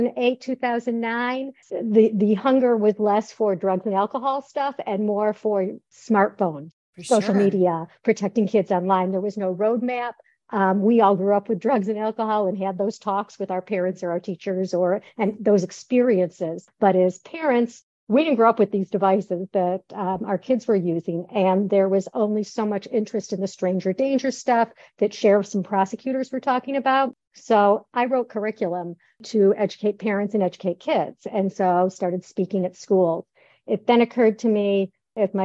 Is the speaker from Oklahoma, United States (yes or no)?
no; Detroit, Michigan, United States; moved away as an adult; also born or lived in Chicago; now in Florida, United States; I taught in Metro Detroit, where I grew up in Metro Detroit, and I actually stayed there to raise my kids.